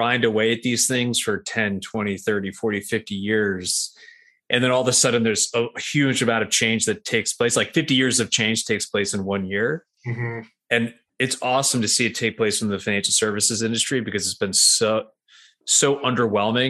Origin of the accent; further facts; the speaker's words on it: New York, United States; now in Nashville, United States; I'm from New York